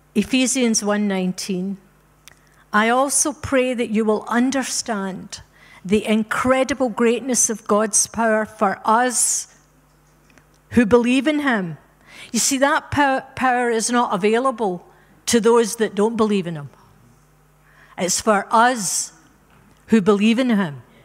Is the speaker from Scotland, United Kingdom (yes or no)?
yes; Scotland, United Kingdom; moved away; also born or lived in Africa; We're Scottish by birth, but we're African by rebirth